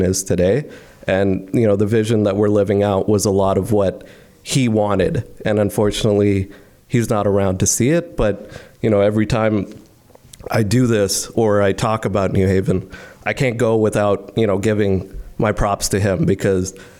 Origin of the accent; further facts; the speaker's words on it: Delhi, India; moved away as an adult; now in Canada; I grew up in India for 18 years